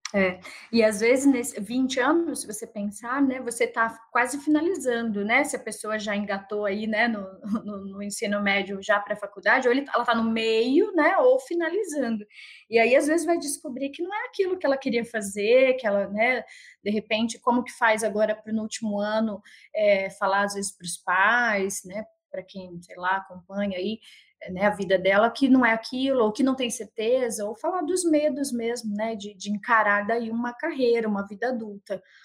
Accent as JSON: {"language": "Portuguese", "town": "Sorocaba", "region": "São Paulo", "country": "Brazil", "said": "eu sou de Sorocaba, né? Interior de São Paulo"}